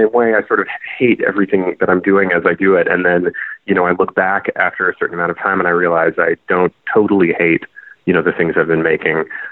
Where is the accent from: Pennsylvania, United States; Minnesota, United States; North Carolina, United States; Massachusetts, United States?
Massachusetts, United States; Boston; moved away as an adult; also born or lived in Providence, Rhode Island / New York; now in Portland, United States; I'm from Boston originally